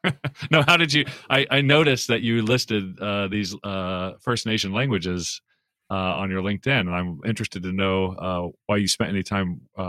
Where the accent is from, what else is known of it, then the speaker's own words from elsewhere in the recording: Oklahoma, United States; I grew up in Oklahoma